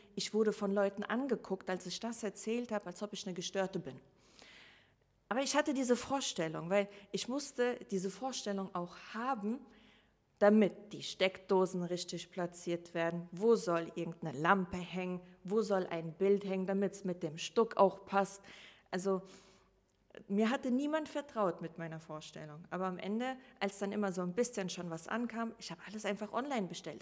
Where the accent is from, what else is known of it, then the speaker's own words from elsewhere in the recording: Rhineland-Palatinate, Germany; also born or lived in Russia; now in Hamburg, Germany; zuerst lebte ich in Rheinland-Pfalz und ähm, ganz normal die Schule